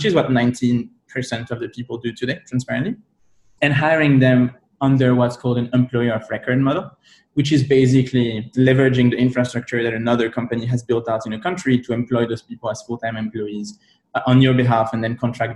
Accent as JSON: {"language": "English", "country": "France", "moved": "yes", "said": "I'm from Europe originally, right? I'm from France"}